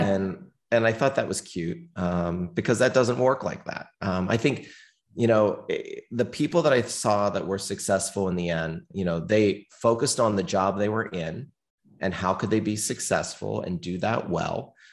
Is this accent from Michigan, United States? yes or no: no; small town near Pittsburgh, Pennsylvania, United States; I was born in the Northeast, the United States, um, little cold town near Pittsburgh, Pennsylvania.